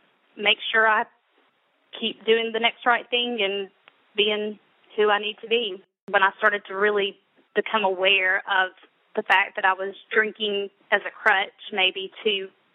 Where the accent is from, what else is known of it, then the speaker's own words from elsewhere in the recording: Alabama, United States; I'm from Alabama.